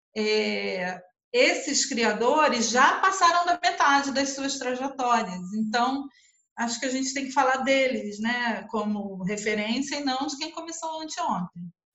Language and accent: Portuguese; Brazil; a nossa língua, embora falada por muita gente, é uma língua exilada